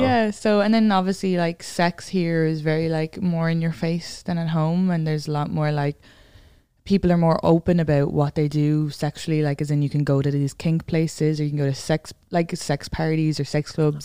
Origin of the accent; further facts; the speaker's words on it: Ireland; moved away as an adult; now in New York, United States; I grew up in the suburbs, and then my dad lives on a farm